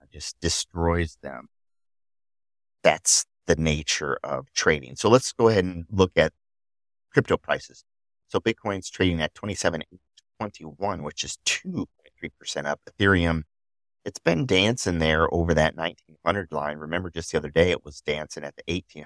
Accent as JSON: {"language": "English", "region": "Midwest", "country": "United States", "accent": "nasally Midwest", "said": "I am from the Midwest, so apparently we have a nasally sound"}